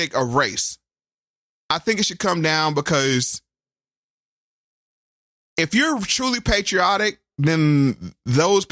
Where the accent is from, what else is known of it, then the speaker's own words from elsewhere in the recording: North Carolina, United States; now in Virginia, United States; I was from North Carolina